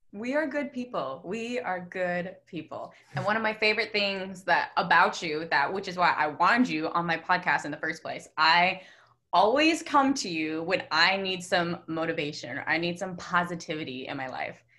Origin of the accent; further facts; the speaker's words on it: Westlake, United States; we lived in the same hometown